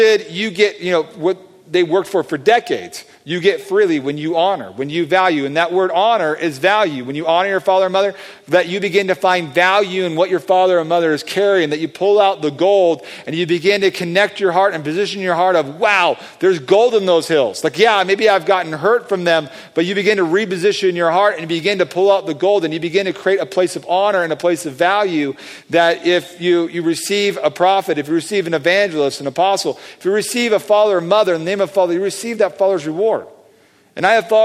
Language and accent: English; Southern California, United States; I grew up in Southern California